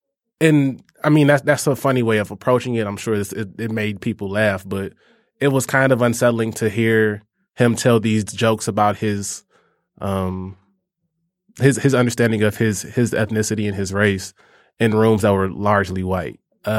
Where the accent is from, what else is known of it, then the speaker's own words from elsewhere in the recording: Georgia, United States; I grew up in Georgia. I grew up near Atlanta.